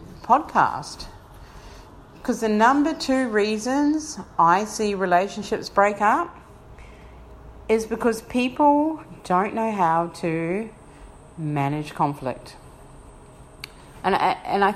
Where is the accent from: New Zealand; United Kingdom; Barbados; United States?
New Zealand; Wellington; moved away as an adult; now in Brisbane, Australia; I was born in Wellington, New Zealand